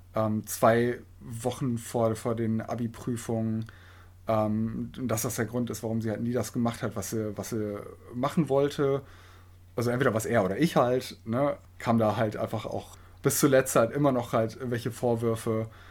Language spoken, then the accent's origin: German; Osnabrück, Lower Saxony, Germany; moved away as an adult; now in Hildesheim, Germany; komme gebürtig aus Osnabrück, studiere jetzt hier in Hildesheim